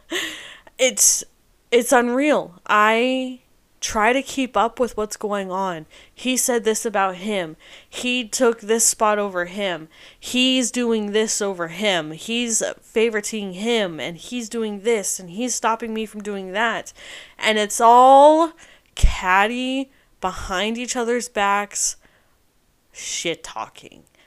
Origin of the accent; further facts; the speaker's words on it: United States; I am an American